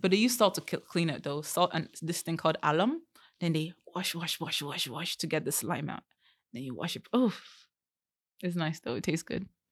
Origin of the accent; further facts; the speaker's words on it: Vancouver, British Columbia, Canada; also born or lived in Abia State, Nigeria; I'm not comfortable speaking them 'cause I've grown up here for most of my life